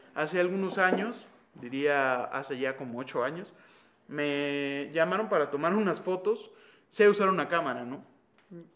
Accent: Mexico; now in Guatemala; ahora somos, bueno, mexicanos

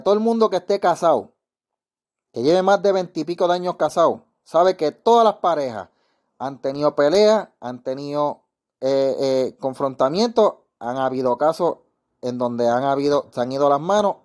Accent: Puerto Rico; yo soy de Calle

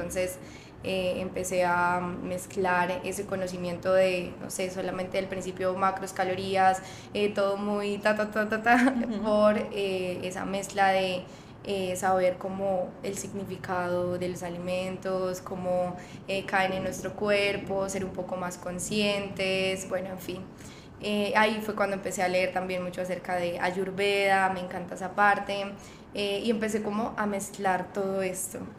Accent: Boyacá, Colombia; moved away as an adult; now in Medellín, Colombia; no soy paisa, vivo acá ya hace que 7, 8 años y llegué a Medellín por temas pues como de estudio, eh, pero nací en Boyacá. Eh, justamente el hecho de haber nacido en este departamento que que digamos que es un poco de personas muy conservadoras

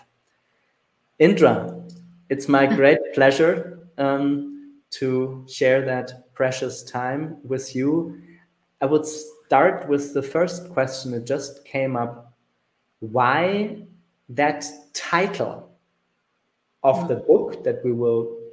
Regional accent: Germany; the one in my home country, which is Germany

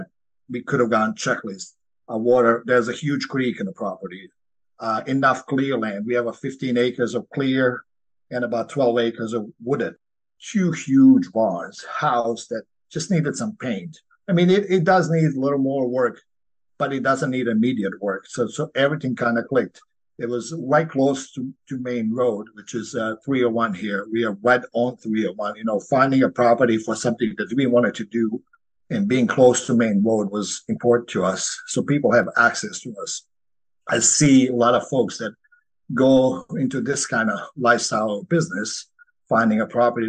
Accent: Croatia; now in Virginia, United States; I grew up in Croatia, where I grew up on a small farm.

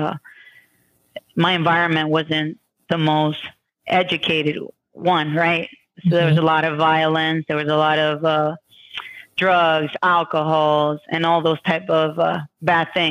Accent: Puerto Rico; moved away as an adult; also born or lived in New York; now in Pennsylvania, United States; I was born in New York. My family moved to Puerto Rico when I was about 9 months. And I lived in Puerto Rico until I was 21 years old

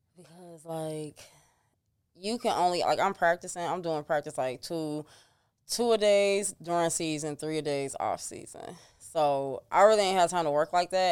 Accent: Chicago, Illinois, United States; I was raised on thirty-first and Giles.

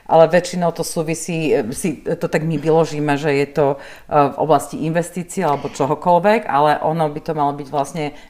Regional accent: Slovakia; Taký my sme statusoví Slováci

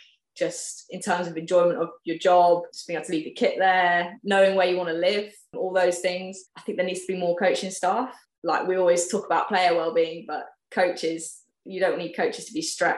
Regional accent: West Country, South West England, United Kingdom; moved away as an adult; I'm from the West Country. It's somewhere I'm really passionate about the cricket because I obviously grew up playing there

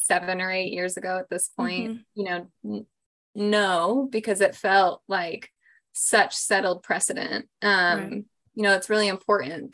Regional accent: Utah, United States; moved away as an adult; also born or lived in Virginia; now in Washington, D.C., United States; I was a social worker first in my home state of Utah

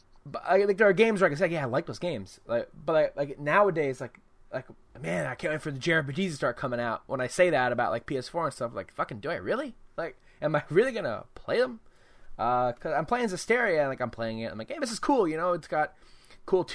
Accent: United States; I'm an American

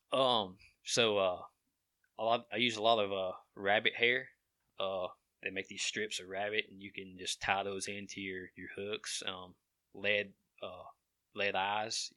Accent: Cordova, United States; we grew up in Dover Town, uh, the old area of Cordova

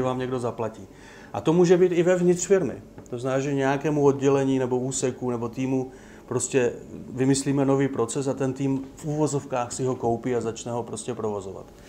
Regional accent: Ostrava, Moravian-Silesian Region, Czechia; now in Opava, Czech Republic; Já sám jsem vyrůstal v, eh, na Sleské ostravě

